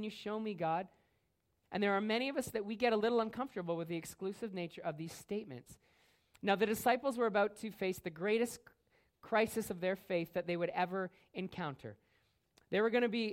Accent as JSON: {"language": "English", "country": "Canada", "said": "a Canadian Christian"}